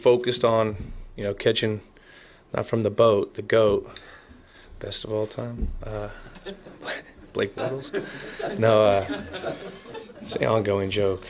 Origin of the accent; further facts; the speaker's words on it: Bay Area, California, United States; I'm from the Bay Area of childhood, loving the Niners